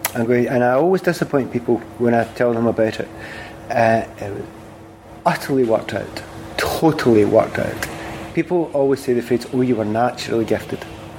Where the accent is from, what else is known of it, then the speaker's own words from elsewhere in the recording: Glasgow, Scotland, United Kingdom; accent: Glasgow; There's no point in me doing world service and using my Glasgow accent.